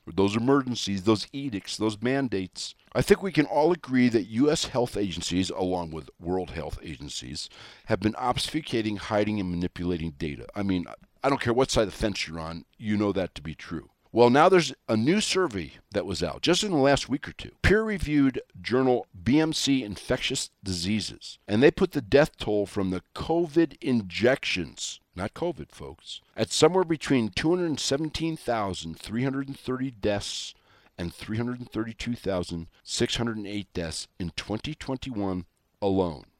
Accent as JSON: {"language": "English", "region": "Wyoming", "country": "United States", "said": "Wyoming, my home state here"}